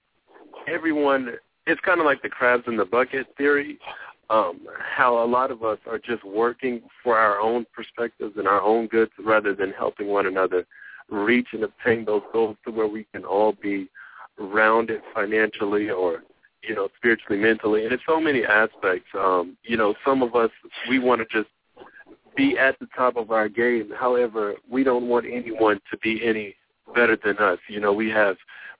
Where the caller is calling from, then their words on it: Atlanta, Georgia, United States; I'm calling from Atlanta, Georgia